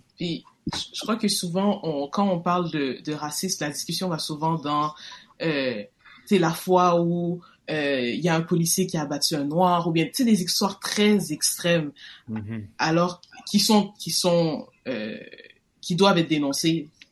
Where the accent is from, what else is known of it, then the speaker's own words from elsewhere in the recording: Quebec, Canada; moi, on est né au Québec.